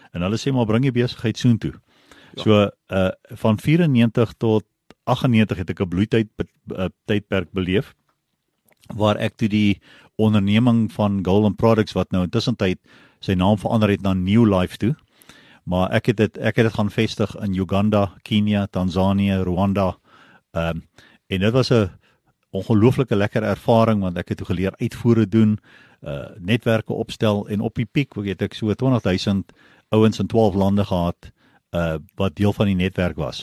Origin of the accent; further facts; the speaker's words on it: Pretoria, Gauteng, South Africa; ek het groot geword in basies Pretoria daar, laerskool, hoërskool